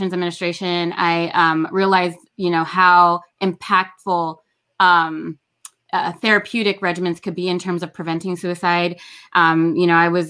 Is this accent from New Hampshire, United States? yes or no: no; Los Angeles, California, United States; I grew up in Los Angeles as a foster kid